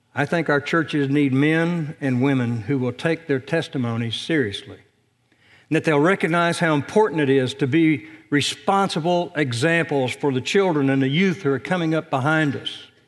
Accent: Indiana, United States; moved away; back in my home state

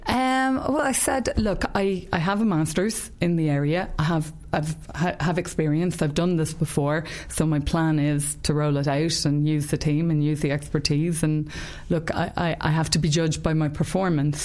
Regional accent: Ireland; I'm Irish and that I live in Ireland

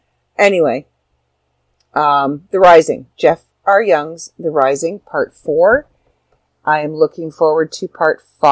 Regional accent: Ireland; Anybody who knows me knows I'm Irish. And I am all about anything Irish.

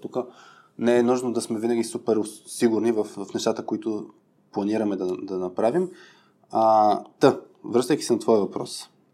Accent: Burgas, Burgas Province, Bulgaria; Аз съм от Бургас и, и съм на път да стана яка батка бургаска

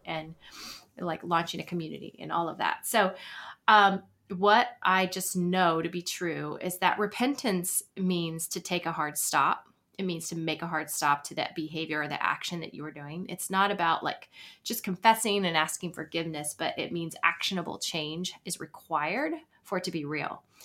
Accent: Florida, United States; moved away as an adult; also born or lived in Virginia / Atlanta / New York City; now in Nashville, United States; I was born in Florida and lived there most of my life, my, my adolescence until eighteen

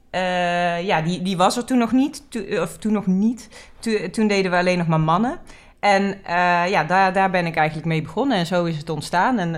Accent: Amsterdam, North Holland, Netherlands; born there; in Amsterdam. Dus ik denk dat het die, die, die mentaliteit en die normen en waarden van Amsterdam, die zijn er vanzelf ingekomen.

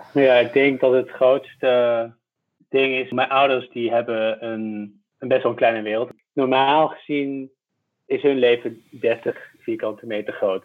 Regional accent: Tilburg, North Brabant, Netherlands; accent: Brabant; moved away as an adult; also born or lived in Middelburg / Hoogerheide; now in Amsterdam, Netherlands; ik ben opgegroeid bij de Belgische grens.

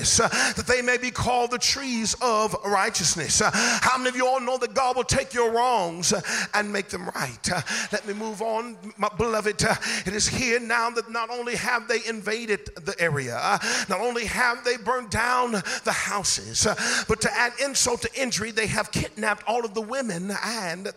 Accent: Inglewood, California, United States; I'm from Inglewood

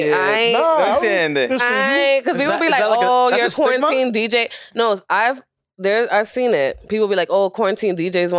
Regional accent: New York City, New York, United States; I'm from the Bronx. I'm from Uptown, born and raised, Dominicana.

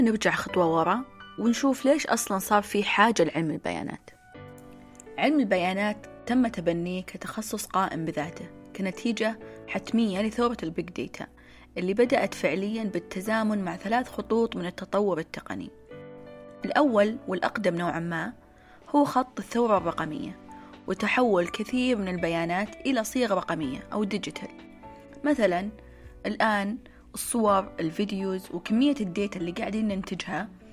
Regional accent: Saudi Arabia; تشبه محلات الدانوب وابن داود عندنا في السعودية

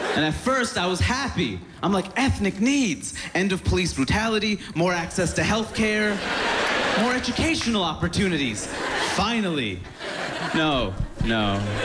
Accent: New York City, New York, United States; I'm from Queens, New York

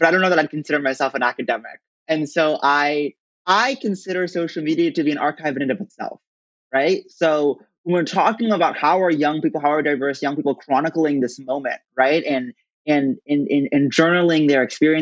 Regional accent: Princeton, New Jersey, United States; grew up in Princeton, New Jersey, which I consider to be the greatest town on earth, where I am right now

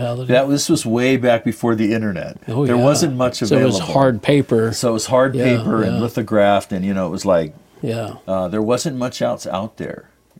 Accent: California, United States; also born or lived in Salt Lake City, Utah; So I grew up throughout the West, but mostly from third grade on in Southern California.

